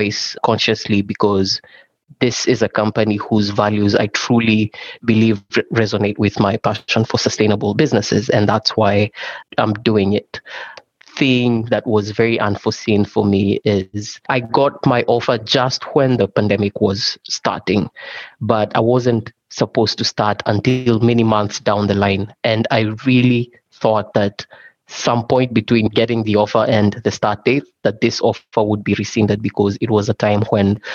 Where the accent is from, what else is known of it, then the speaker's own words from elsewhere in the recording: Kenya; moved away; I'm originally from Kenya